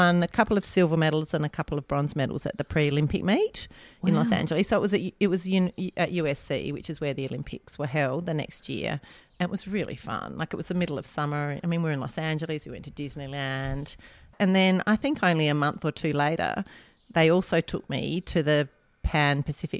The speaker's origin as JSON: {"language": "English", "country": "Australia", "said": "I'd come home from America with like M&Ms and red licorice and all this stuff, Hershey cups and all those things that we never had, it didn't have in Australia at that time."}